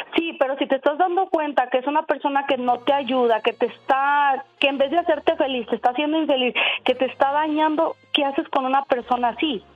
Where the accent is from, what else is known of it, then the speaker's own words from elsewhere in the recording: Tehuacán, Puebla, Mexico; nosotros somos de, eh, de Tehuacán, Puebla.